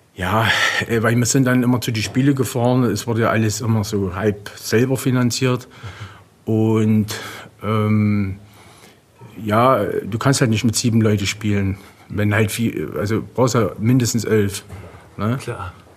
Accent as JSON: {"language": "German", "country": "Germany", "said": "als Deutscher"}